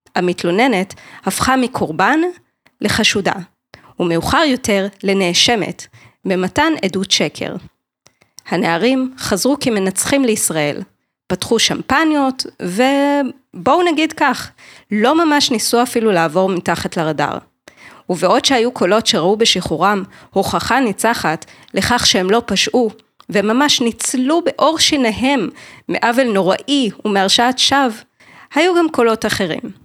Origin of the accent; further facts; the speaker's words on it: Jerusalem, Jerusalem District, Israel; moved away; גם אני ירושלמית במקור.